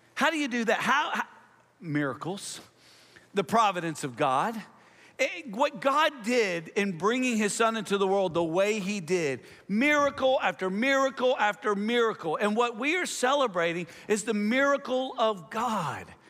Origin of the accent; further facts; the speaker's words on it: Nashville, Tennessee, United States; also born or lived in Houston, Texas / Tulsa, Oklahoma; I'm from Nashville because that's, you know, that's where I spent most of my time